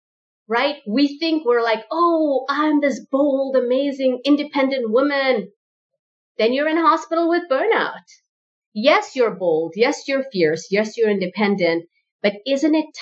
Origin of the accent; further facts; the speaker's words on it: South Africa; My parents are first generation South African